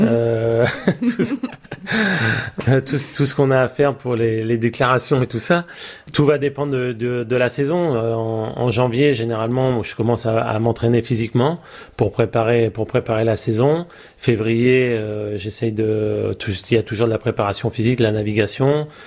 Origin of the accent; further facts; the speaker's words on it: Île de Ré, Nouvelle-Aquitaine, France; c'est la famille, toute la famille est d'ici. Euh, j'ai mes amis aussi ici, et je suis français